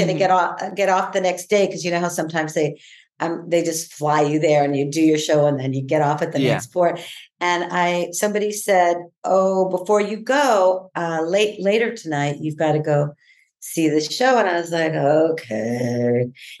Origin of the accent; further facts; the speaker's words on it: San Diego, California, United States; I grew up in Southeast San Diego